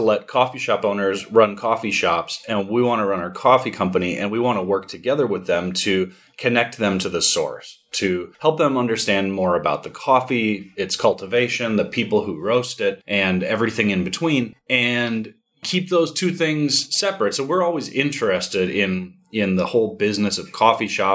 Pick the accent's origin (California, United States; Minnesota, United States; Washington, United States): Minnesota, United States; I'm from Minnesota.